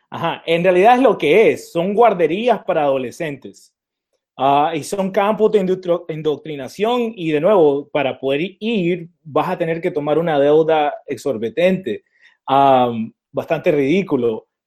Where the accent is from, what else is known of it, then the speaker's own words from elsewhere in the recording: Nicaragua; Y esto nos informa del momento como hispanos en Estados Unidos, porque siendo nicaragüense, nosotros tenemos negros y tenemos blancos, ¿verdad?